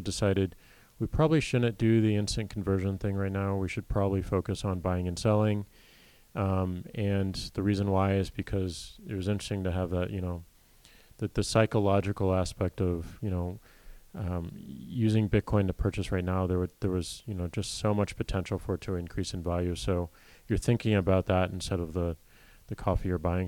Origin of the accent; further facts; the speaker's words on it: St. Louis, Missouri, United States; I grew up in St. Louis, Missouri